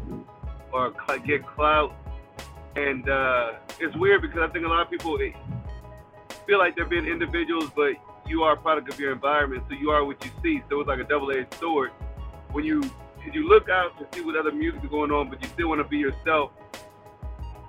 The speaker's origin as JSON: {"language": "English", "town": "Columbia", "region": "Missouri", "country": "United States", "said": "I'm from Columbia, Missouri"}